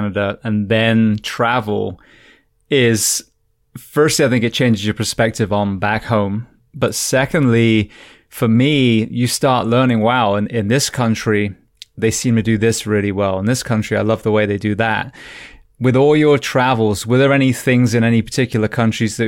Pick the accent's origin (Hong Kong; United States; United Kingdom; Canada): United Kingdom